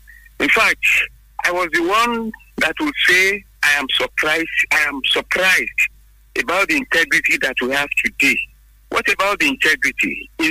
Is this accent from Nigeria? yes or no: yes; Abeokuta, Ogun State, Nigeria; from Abeokuta. Good morning to you.